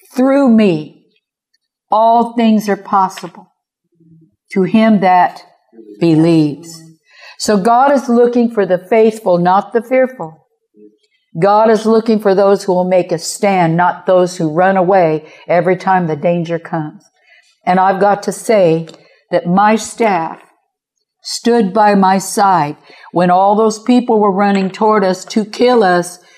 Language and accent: English; Kansas City, Missouri, United States